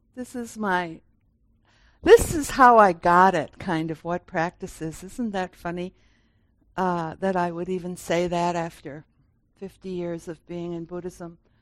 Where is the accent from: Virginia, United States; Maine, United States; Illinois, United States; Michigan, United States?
Michigan, United States; Grand Rapids; I was born in 1951 in Grand Rapids and this, and I went to high school here